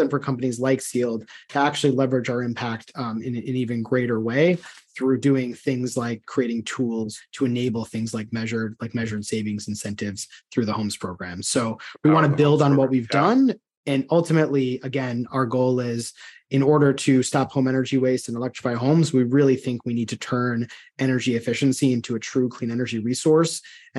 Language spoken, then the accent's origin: English; outside of Chicago, Illinois, United States; moved away; growing up outside of Chicago